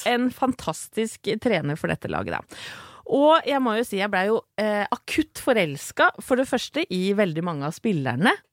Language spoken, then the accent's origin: Norwegian; Åsgårdstrand, Vestfold, Norway; jeg kommer fra Åsgårdstrand